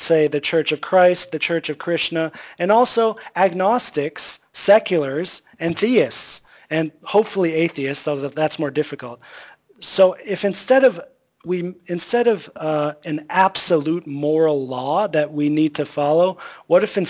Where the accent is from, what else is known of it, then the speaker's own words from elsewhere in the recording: United States; moved away as an adult; also born or lived in Thailand / Vietnam; now in China; my home country of America